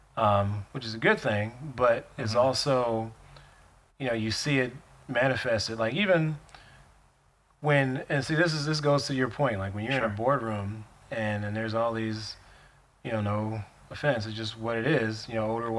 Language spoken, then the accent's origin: English; Milwaukee, Wisconsin, United States; I'm from Milwaukee.